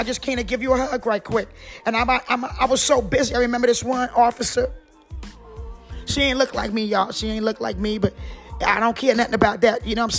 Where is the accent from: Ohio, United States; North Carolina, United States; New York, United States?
North Carolina, United States; Kinston; And I'm from Kingston, North Carolina. And I like a little accent.